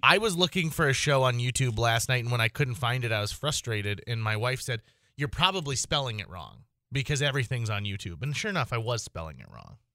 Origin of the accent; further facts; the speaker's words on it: Fargo, North Dakota, United States; I'm from Fargo, North Dako-, uh, North Dakota